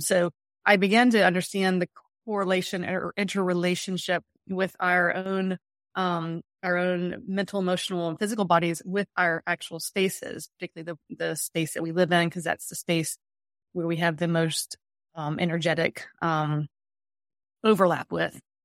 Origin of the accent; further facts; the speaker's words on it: the South, United States; I grew up in the South.